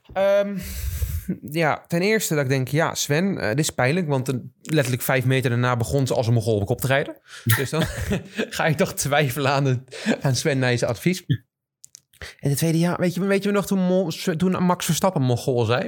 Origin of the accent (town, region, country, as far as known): Netherlands